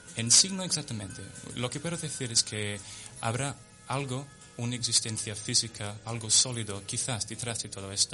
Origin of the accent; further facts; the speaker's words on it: London, United Kingdom; Spanish is a second language; now in Spain; de Londres, nací en Londres y mis padres en Southampton, en el sur de Inglaterra